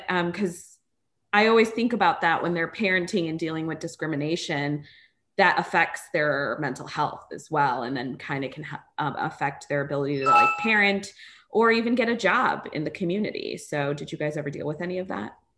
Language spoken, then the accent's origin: English; United States; technically, I'm from America, but my cultural background is Indian